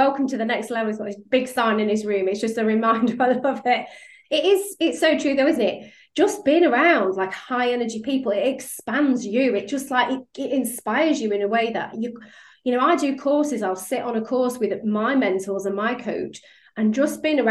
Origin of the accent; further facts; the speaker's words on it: Yorkshire and the Humber, United Kingdom; accent: Yorkshire; you heard my Yorkshire accent coming out a bit